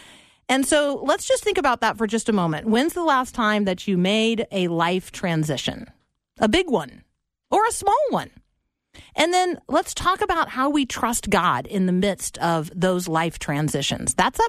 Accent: Tampa, Florida, United States; We're in Florida. I grew up in Tampa.

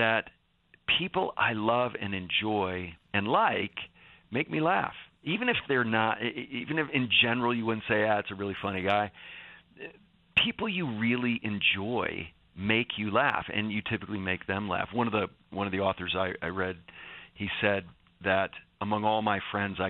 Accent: Northeast, United States; I'm from the Northeast, which is known for its sarcastic humor

